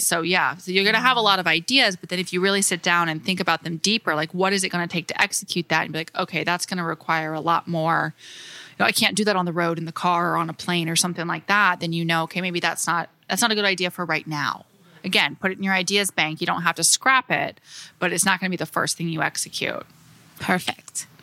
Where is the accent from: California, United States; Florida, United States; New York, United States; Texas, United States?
Florida, United States; moved away as an adult; I would come home every summer and work with an interior designer in my hometown in Florida, very small town